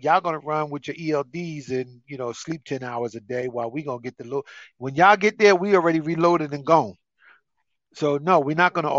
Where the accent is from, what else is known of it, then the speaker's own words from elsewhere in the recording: New Jersey, United States; I'm from North Jersey.